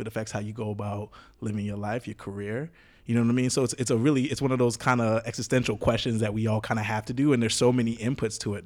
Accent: Jamaica; me growing up in Jamaica

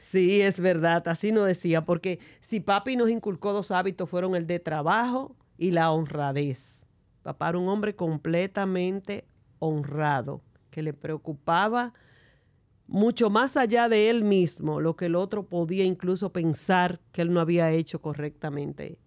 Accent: San Juan de la Maguana, San Juan, Dominican Republic; somos de San Juan de la Maguana

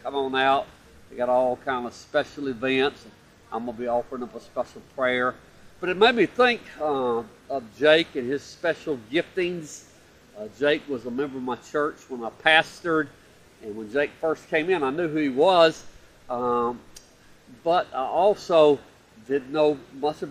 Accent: Opelika, Alabama, United States; in beautiful downtown Opelika, my hometown.

